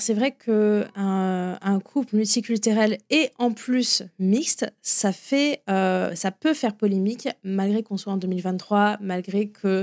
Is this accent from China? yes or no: no; France; moved away as an adult; now in Florida, United States; en tant que Français et francophile